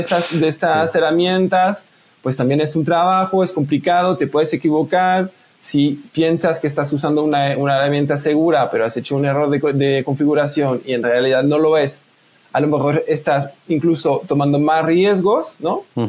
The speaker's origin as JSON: {"language": "Spanish", "country": "France", "accent": "French-speaking", "first_language": "French", "second_language": "Spanish", "moved": "yes", "said": "a lo mejor se puede escuchar por mi acento, soy francófono, pues, yo vivía en Francia"}